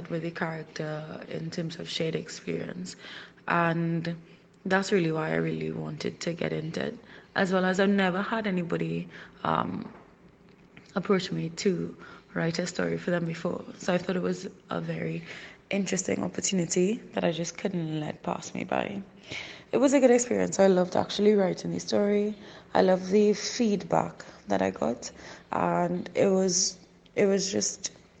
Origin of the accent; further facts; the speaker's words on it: Trinidad & Tobago; I'm from the Twin Island Republic of Trinidad and Tobago, and that's in the Caribbean.